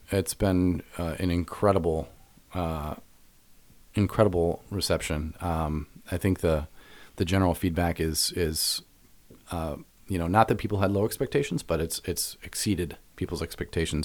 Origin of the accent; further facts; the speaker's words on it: Evanston, Illinois, United States; I was raised in Evanston